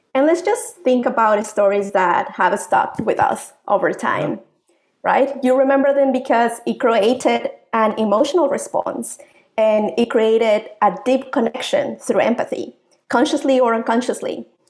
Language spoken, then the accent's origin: English; Mexico; moved away as an adult; also born or lived in Africa / Asia / North America; now in Manitoba, Canada; I'm proud Mexican. I've uh, been living overseas for uh, almost two decades